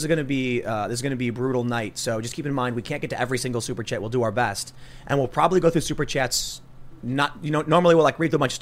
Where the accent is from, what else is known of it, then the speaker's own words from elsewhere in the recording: Chicago, Illinois, United States; growing up on the South Side of Chicago